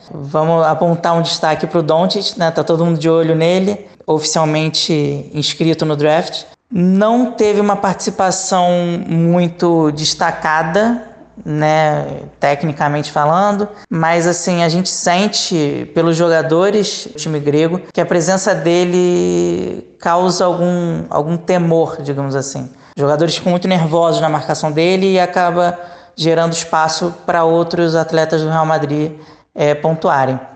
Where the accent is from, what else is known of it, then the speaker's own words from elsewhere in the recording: Brazil; moved away; como brasileiro